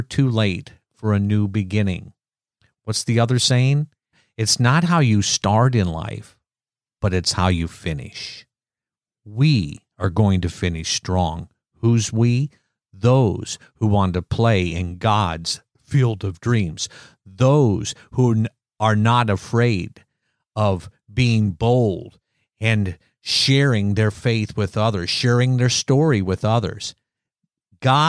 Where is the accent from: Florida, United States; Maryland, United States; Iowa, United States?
Iowa, United States; I'm from Iowa